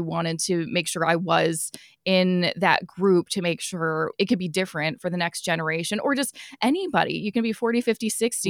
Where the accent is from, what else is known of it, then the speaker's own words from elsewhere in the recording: Vancouver, British Columbia, Canada; I'm originally from Vancouver